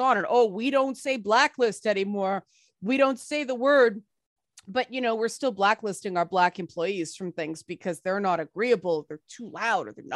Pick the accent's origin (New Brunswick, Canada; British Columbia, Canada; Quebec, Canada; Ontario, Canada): Ontario, Canada; Toronto; I grew up in the Jane Finch area of Toronto